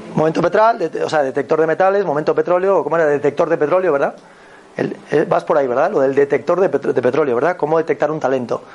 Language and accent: Spanish; Galicia, Spain; Yo soy de Galicia